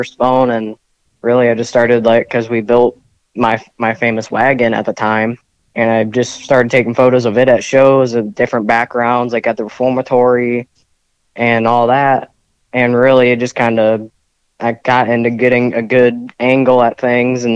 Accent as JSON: {"language": "English", "area": "Portage County", "region": "Ohio", "country": "United States", "tie": "born or raised there", "said": "I grew up in Ohio in the Portage County area, about 40 minutes from Cleveland."}